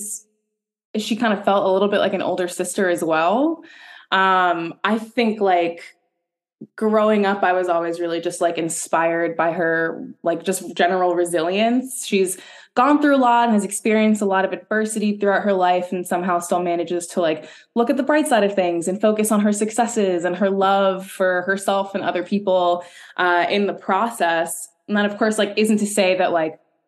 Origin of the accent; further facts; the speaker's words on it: New York City, New York, United States; born and raised in New York City, much like myself